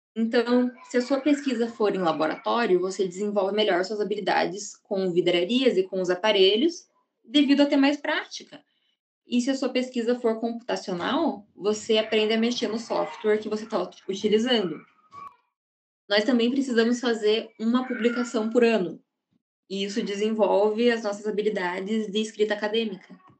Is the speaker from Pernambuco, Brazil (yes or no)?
no; Ponta Grossa, Paraná, Brazil; Eu sou daqui de Ponta Grossa mesmo